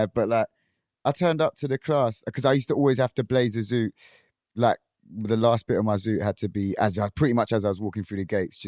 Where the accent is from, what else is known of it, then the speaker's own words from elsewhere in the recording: Chessington, London, United Kingdom; Because I'm from Chesington, so no one was on it.